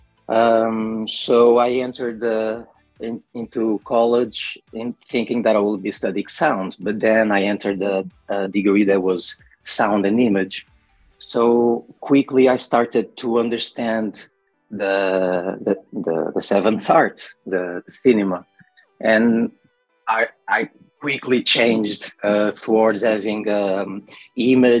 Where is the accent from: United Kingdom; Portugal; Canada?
Portugal; Lisbon; I'm from Portugal. I am 23, I'm 31 years old. And I come from the slums from Lisbon